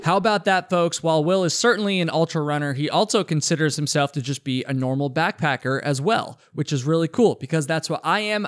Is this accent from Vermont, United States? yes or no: yes; Vermont, United States; I'm also from Vermont